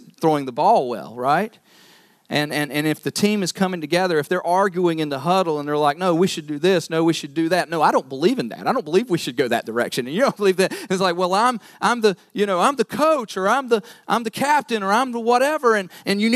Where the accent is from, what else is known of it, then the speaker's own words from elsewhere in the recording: North Carolina, United States; moved away; I'm from North Carolina, so basketball, college basketball is kind of the thing there